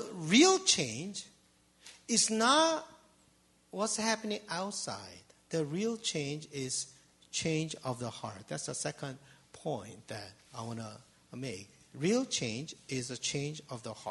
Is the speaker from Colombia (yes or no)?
no; Seoul, South Korea; English is a second language; now in Canada; I grew up in Seoul